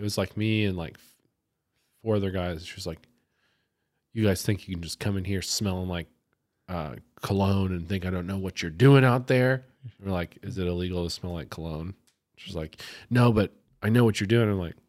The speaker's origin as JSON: {"language": "English", "country": "United States", "said": "We're American."}